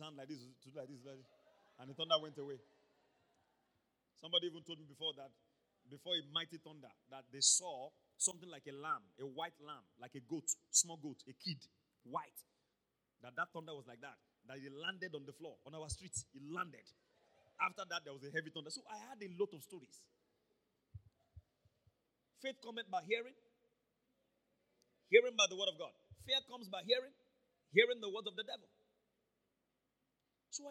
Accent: Ibadan, Oyo, Nigeria; also born or lived in Akobo; when I was growing up in Mokola, I used to play football on the street

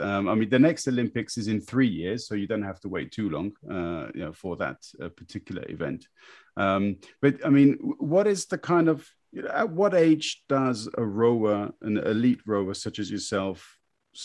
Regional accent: United Kingdom; now in Berlin, Germany; as a Brit, we kind of grow up with a certain awareness of Australians

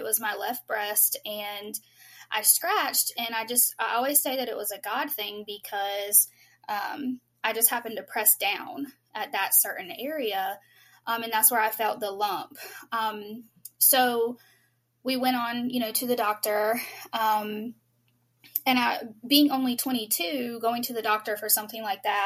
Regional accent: North Carolina, United States; I'm actually from North Carolina

